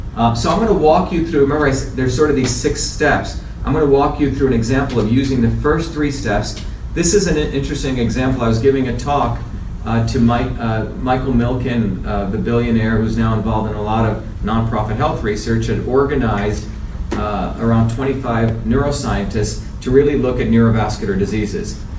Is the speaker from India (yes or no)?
yes; India; moved away; I grew up in India, where my grandmother is one of the village healers.